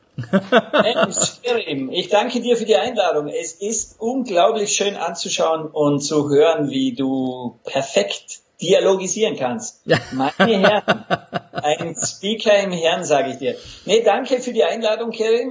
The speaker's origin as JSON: {"language": "German", "area": "Lake Constance, Austrian side", "region": "Vorarlberg", "country": "Austria", "tie": "born or raised there", "also_born_or_lived": "Los Angeles, United States / Vienna, Austria", "accent": "Vorarlberg dialect", "moved": "yes", "said": "ich bin der gebürtiger Vorarlberger vom Bodensee an österreichischer Seite und da, da haben wir wirklich einen Dialekt drauf."}